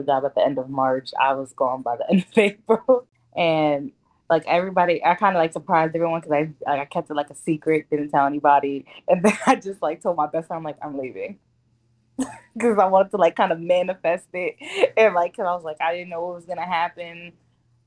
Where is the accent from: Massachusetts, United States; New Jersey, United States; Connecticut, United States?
Connecticut, United States; Bridgeport; moved away as an adult; also born or lived in West Haven, Connecticut; now in Baltimore, United States; I'm originally from Bridgeport, Connecticut, but at the time I was living in West Haven before I moved out